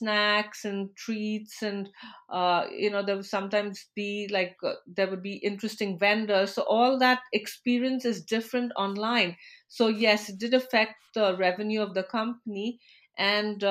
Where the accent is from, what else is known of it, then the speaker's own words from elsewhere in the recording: India; moved away as an adult; now in United States; I'm originally from India. And as a professional, when I moved to the US